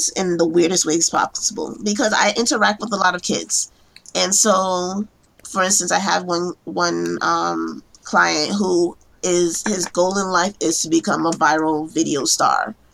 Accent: New York City, New York, United States; I am a case planner in New York, um, born and raised in Brooklyn.

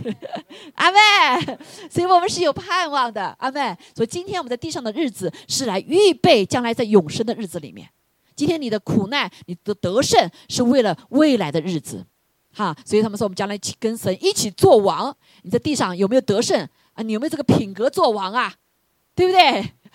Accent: China; 我们中国人

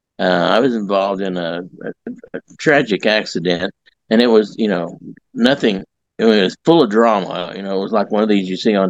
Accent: Southeast Kansas, United States; also born or lived in Joplin, Missouri; now in Carl Junction, United States; I grew up in Southeast Kansas. I moved to Joplin in 1965

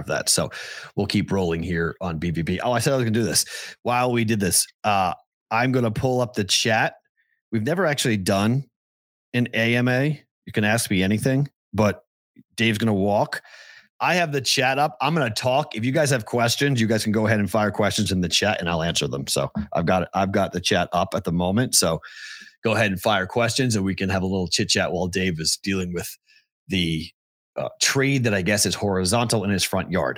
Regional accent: East Coast, United States; moved away; also born or lived in Omaha / Des Moines; we grew up that way on the East Coast. But when I moved to the Midwest

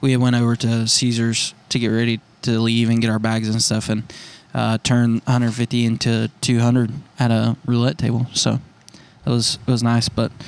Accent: Dawsonville, Georgia, United States; everybody knows I'm from Dacuville.

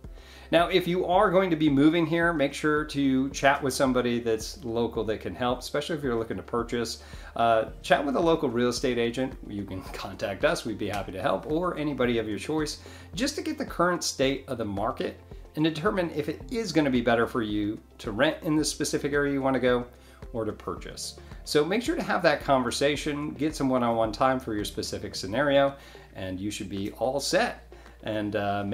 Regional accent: Northeast, United States; now in Northwest Florida, United States; I grew up in the Northeast

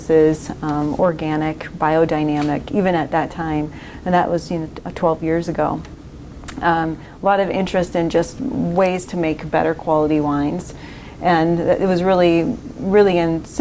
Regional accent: Wisconsin, United States; moved away as an adult; now in Oregon, United States; I grew up in Wisconsin, not a great production area at all

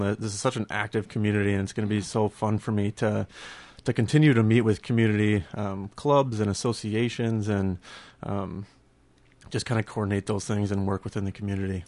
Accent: Burnsville, Minnesota, United States; I grew up in Burnsville.

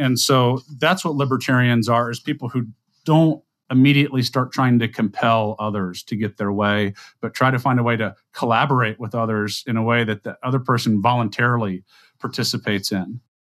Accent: South Louisiana, United States; I'm a guy from South Louisiana

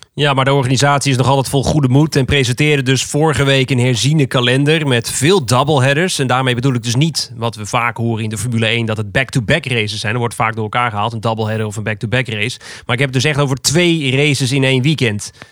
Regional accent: Netherlands; wij als Nederlanders

